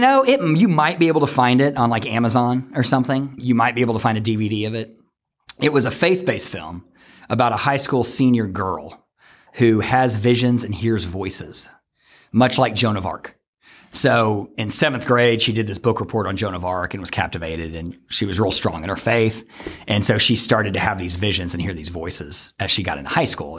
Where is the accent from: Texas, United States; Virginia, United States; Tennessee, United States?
Texas, United States; Fort Worth; moved away as an adult; I'm from Fort Worth